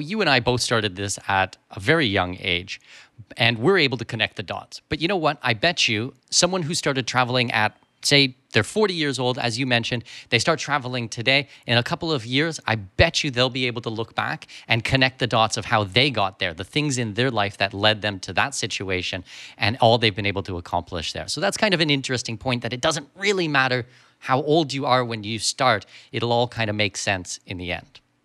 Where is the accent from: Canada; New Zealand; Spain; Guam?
Canada; moved away; when I grew up in Canada, we had thirty-two children in a class